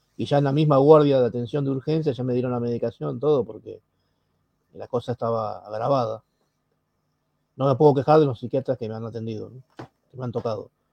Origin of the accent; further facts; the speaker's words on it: Buenos Aires, Argentina; soy de Argentina, Buenos Aires